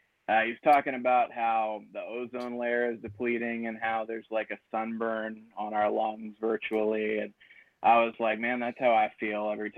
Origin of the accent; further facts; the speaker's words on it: Huntington, West Virginia, United States; I was born in Huntington, West Virginia.